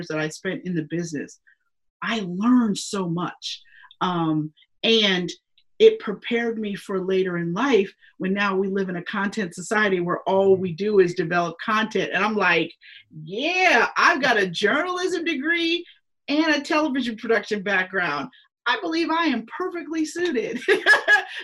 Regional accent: Pittsburgh, Pennsylvania, United States; moved away as an adult; now in Philadelphia, United States; My first job I got out of college was in Pittsburgh at the NBC station in my hometown.

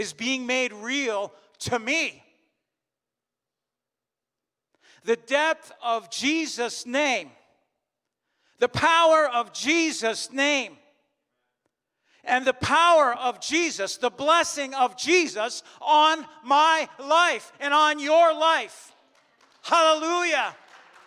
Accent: Canada; as a German of German descent, I'm Canadian, and I was born here.

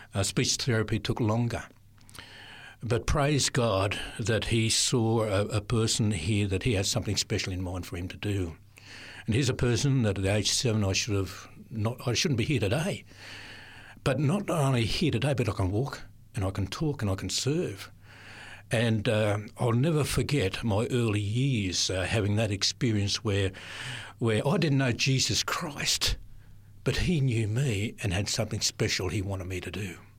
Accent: Sydney, New South Wales, Australia; also born or lived in Adelaide; parents moved to Sydney in my early years. Um, lived, uh, in different areas of Sydney, uh, early in the southern suburbs of Sydney

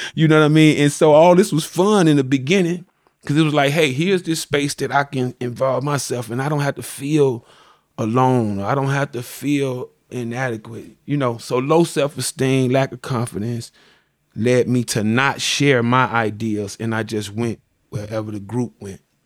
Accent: Chicago, Illinois, United States; also born or lived in Greenwood, Mississippi; I came to Chicago at the age of, uh, I was about a little over a year, little over a year. I grew up on the west side

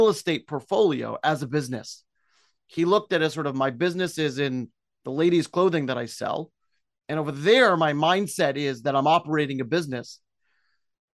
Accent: New York City, New York, United States; moved away as an adult; also born or lived in Israel / Bristol, United Kingdom; now in Clifton, United States; I'm Brooklyn born, enjoyed growing up in Brooklyn

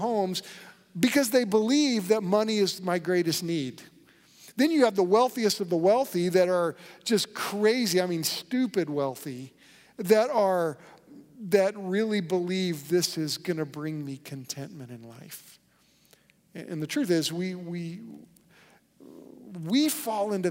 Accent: United States; growing up in America

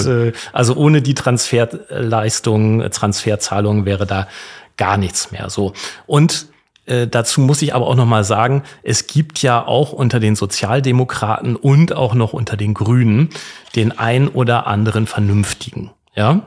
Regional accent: Bremen, Germany; Ich bin übrigens selbst gebürtiger Bremer

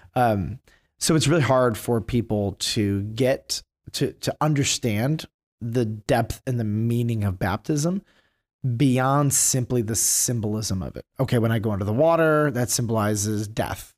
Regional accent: Detroit, Michigan, United States; I grew up in Detroit

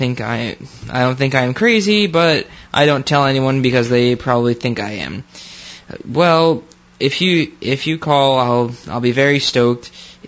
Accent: New York, United States; Okay, so I am originally from New York, upstate and city during the school year

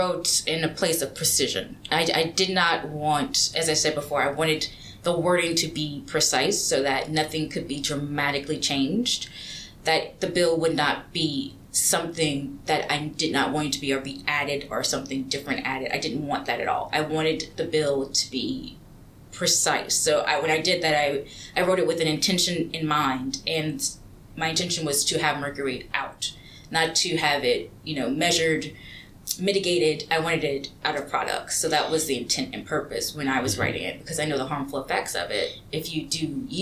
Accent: Louisiana, United States; I grew up in Louisiana, very small town, very rural

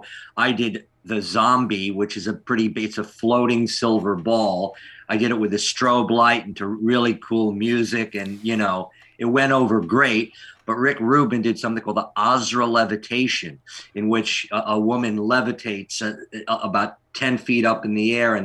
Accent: Long Beach, New York, United States; now in Los Angeles, United States; I grew up in Long Beach, Long Island

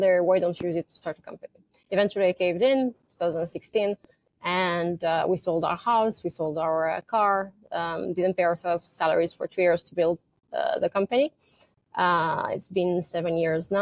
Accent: Romania; moved away as an adult; now in United States; I was born in Romania during communism. And I came here 2007 in US

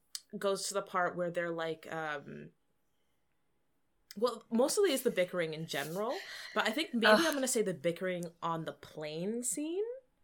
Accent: Texas, United States; Listen, I'm from Texas.

